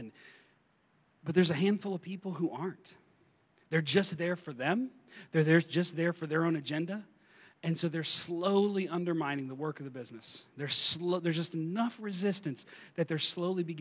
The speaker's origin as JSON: {"language": "English", "region": "eastern Kentucky", "country": "United States", "tie": "born or raised there", "said": "I grew up in eastern Kentucky. I grew up in Appalachia, kind of in the mountains. I grew up in coal country"}